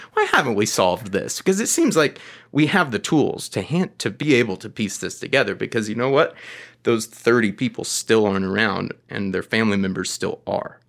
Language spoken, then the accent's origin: English; Atlanta, Georgia, United States; I am from Atlanta.